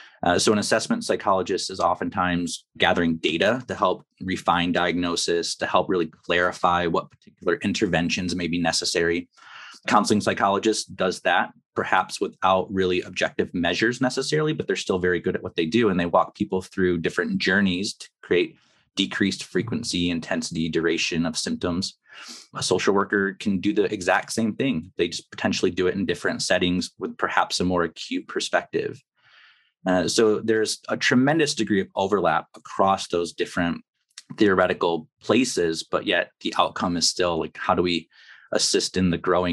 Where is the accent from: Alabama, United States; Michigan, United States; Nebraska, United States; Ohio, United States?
Michigan, United States; Kalamazoo; I grew up here in Kalamazoo and had a rough go with it at high school and somehow managed to weasel my way into college.